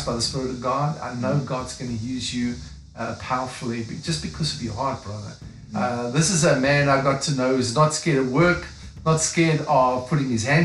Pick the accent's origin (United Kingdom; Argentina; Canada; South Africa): South Africa; moved away; I'm African, you know, I'm from South Africa. That's why I've got a funny accent